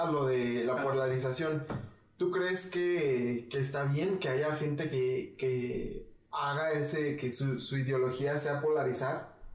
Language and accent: Spanish; Mexico; Me interesa más mantener, mantener una unión eh, como mexicanos.